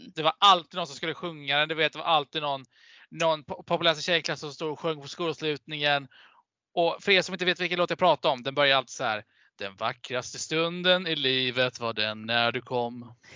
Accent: Vimmerby, Kalmar County, Sweden; jag är från Småland

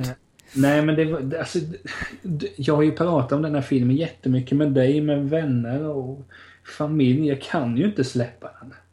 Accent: outside Hudiksvall, Gävleborg County, Sweden; i Vena då, där jag är uppväxt utanför Hundsvall

